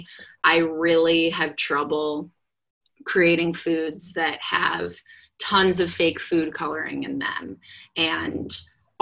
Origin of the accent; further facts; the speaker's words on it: Midwest, United States; I'm from the Midwest